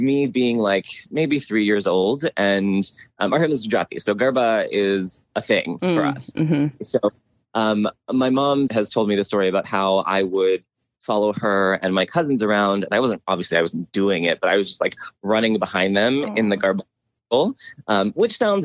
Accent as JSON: {"language": "English", "town": "Pittsburgh", "region": "Pennsylvania", "country": "United States", "tie": "born or raised there", "said": "when I was growing up in Pittsburgh"}